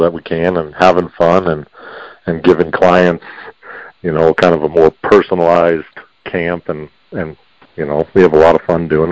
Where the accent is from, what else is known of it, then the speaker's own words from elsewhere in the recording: Prescott, Arizona, United States; also born or lived in Chino Valley, Arizona; I was born and raised here in Prescott, Arizona